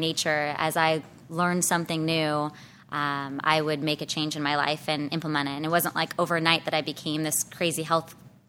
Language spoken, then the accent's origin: English; Escondido, California, United States; So pretty much born and raised in San Diego County. I grew up more inland in Escondido.